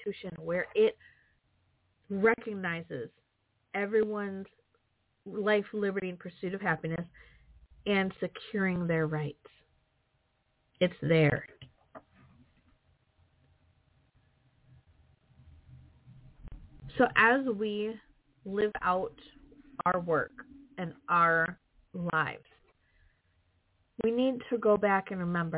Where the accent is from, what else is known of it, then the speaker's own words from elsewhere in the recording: Wisconsin, United States; I'm from Wisconsin